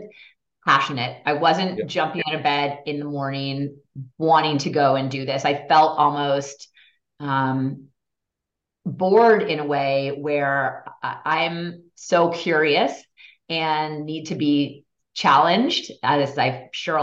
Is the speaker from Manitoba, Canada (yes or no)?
no; Toronto, Ontario, Canada; also born or lived in Montreal; I grew up in Toronto, had figure skates slapped on me when I was 4 years old